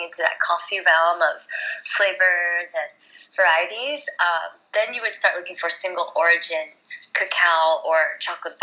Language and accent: English; New Jersey, United States; also born or lived in New York City; I grew up in New York City, like, I mean, in New Jersey, I was born in New York City